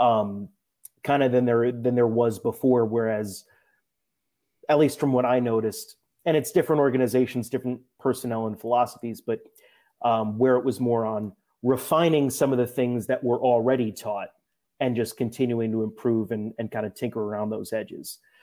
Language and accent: English; New Jersey, United States; someone from New Jersey